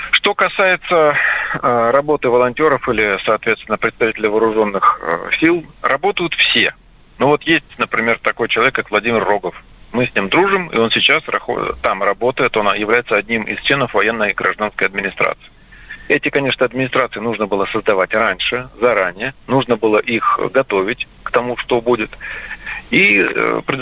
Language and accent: Russian; Ukraine; хотя он сам родом с Украины, как и я, впрочем.